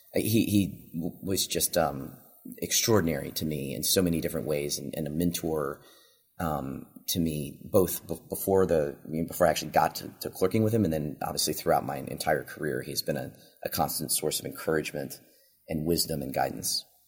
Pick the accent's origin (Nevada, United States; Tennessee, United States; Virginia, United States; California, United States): Virginia, United States; moved away as an adult; now in Texas, United States; I grew up in Virginia and my family's in Virginia